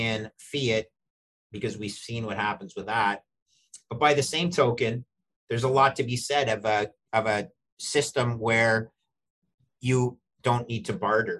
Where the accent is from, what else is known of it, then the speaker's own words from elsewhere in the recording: Canada; I'm Canadian